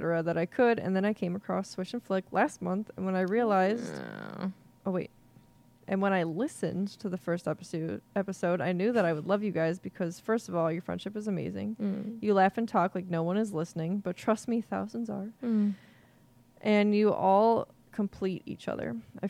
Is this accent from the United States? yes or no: no; India; So I'm from India. And when I was in middle school, that's when the movies came out.